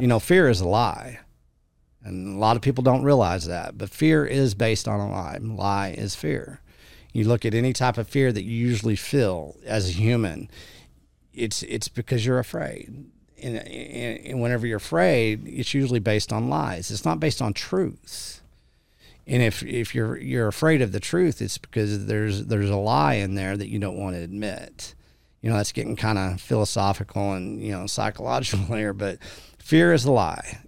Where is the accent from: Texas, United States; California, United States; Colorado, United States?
Texas, United States; West; I'm this cowboy from West Texas